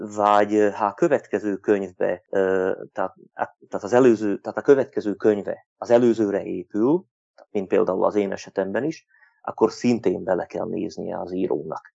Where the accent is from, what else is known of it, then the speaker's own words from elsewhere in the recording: Turňa nad Bodvou, Košice Region, Slovakia; felvidéki magyar vagyok, egy Kassához közeli községben lakom, Tornán